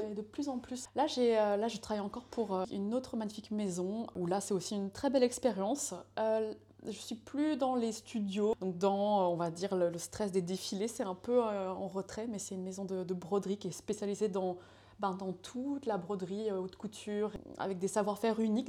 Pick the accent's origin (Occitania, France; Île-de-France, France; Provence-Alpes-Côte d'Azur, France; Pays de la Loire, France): Pays de la Loire, France; Laval; also born or lived in Santiago, Chile; je viens d'une petite ville euh, qui est euh, qui s'appelle Laval. Donc, je euh, moi, je suis née à l'autre bout de la planète, à Santiago du Chili. J'étais adoptée quand j'avais un mois. Mes parents sont venus me chercher pour vivre en France. Donc, dans cette petite ville, j'ai grandi